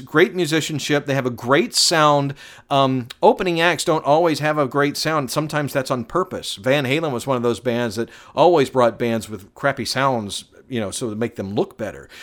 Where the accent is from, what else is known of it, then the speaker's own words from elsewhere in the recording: Atlanta, Georgia, United States; I was born in downtown Atlanta